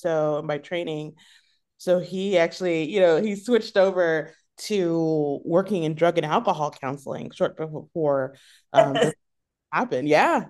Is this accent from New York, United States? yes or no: no; Killeen, Texas, United States; born there; also born or lived in Italy / Germany / South Carolina; I was born in Texas, in Killeen, Texas. And shortly after that, my family moved to Europe. And so we moved to Italy, where my middle sister was born. Then we moved to Germany and then back to South Carolina for about a year.